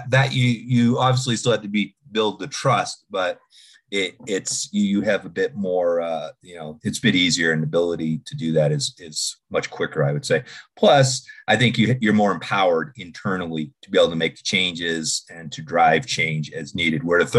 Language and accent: English; Boston, Massachusetts, United States; accent: Boston; now in Denver, United States; So, yes, I relocated from Boston approximately about 15 years ago now, I guess. So, and yes, I hide my Boston accent well